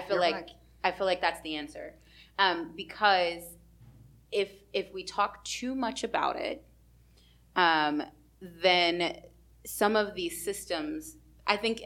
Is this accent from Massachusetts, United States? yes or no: no; Texas, United States; I would say Texas